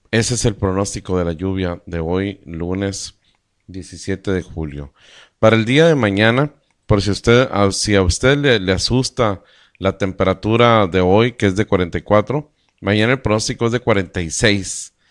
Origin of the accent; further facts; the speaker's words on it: Caborca, Sonora, Mexico; Estamos en Sonora, somos de México y estamos ah, a 100 kilómetros de los Estados Unidos, de la línea fronteriza con Norteamérica, a 100 kilómetros del mar de Cortés.